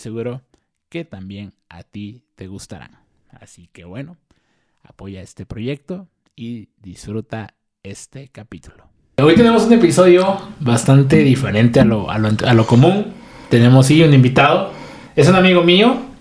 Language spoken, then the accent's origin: Spanish; Oaxaca, Mexico; also born or lived in Monterrey; nací en Oaxaca, güey, viví aquí creo que como casi 20 años